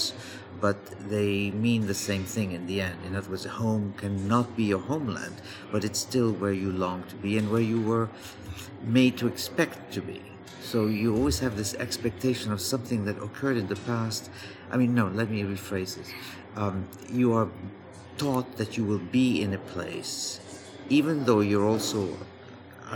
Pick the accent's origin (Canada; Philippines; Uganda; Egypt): Egypt; moved away; my life in Egypt, growing up in Egypt